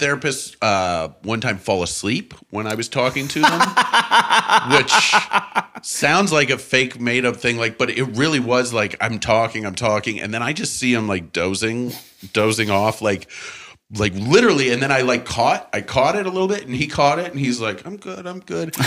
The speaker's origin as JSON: {"language": "English", "town": "St. Louis", "region": "Missouri", "country": "United States", "tie": "born or raised there", "also_born_or_lived": "Canada", "said": "I grew up in St. Louis, and my pa- my parents, my family were from Canada"}